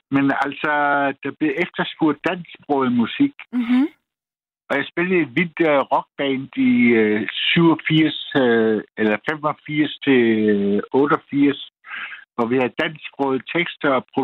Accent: Vissenbjerg, Southern Denmark, Denmark; i mit barndomshjem. Mm. En, en gård i Vissenbjerg på Fyn.

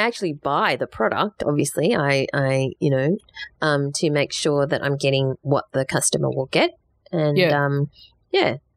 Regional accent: Australia; we're pretty Aussie

